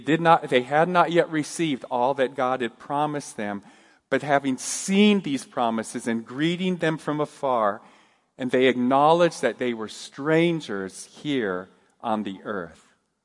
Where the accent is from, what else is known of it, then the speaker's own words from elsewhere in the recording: Japan; I grew up in Japan, and I enjoyed my growing up years there, but I was always aware that I was a gaijin, an outsider.